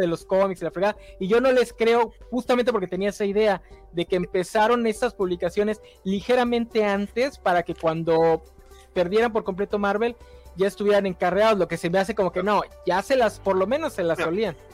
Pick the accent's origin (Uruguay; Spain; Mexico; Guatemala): Mexico; Campeche; soy de Campeche